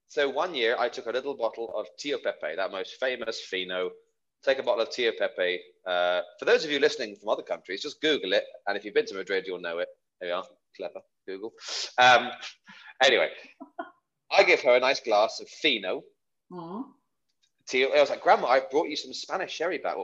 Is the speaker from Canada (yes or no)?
no; United Kingdom; as a Brit